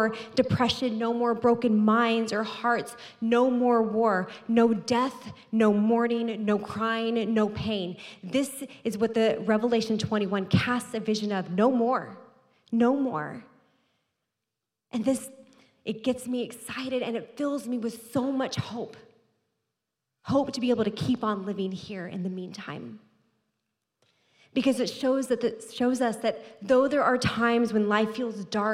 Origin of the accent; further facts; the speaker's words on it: Texas, United States; moved away; I'm from Texas